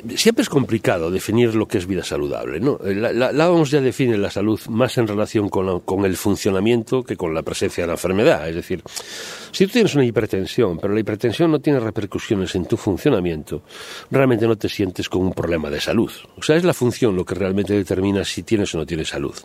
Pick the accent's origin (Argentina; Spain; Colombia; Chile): Spain; como buenos españoles